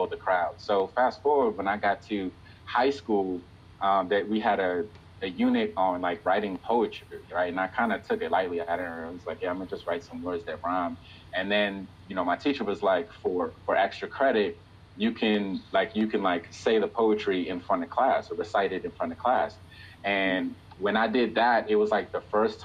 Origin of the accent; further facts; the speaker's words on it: Silver Spring, Maryland, United States; also born or lived in Atlanta, Georgia / Nigeria; now in Washington, D.C., United States; I grew up in Silver Spring, Maryland, which is right outside DC. I live in DC right now. I was born in Atlanta, Georgia, and my family's from Nigeria, West Africa.